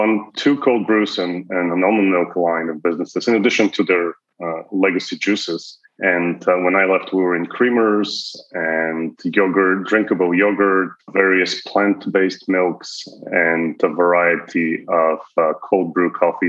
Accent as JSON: {"language": "English", "country": "Bulgaria", "also_born_or_lived": "Toronto, Canada", "moved": "as an adult", "lives_now": "United States", "said": "I am Canadian and before that, Bulgarian. So lived in Europe for a long time, then moved to Toronto, spent a good chunk of my career there, and then in the United States since 2010."}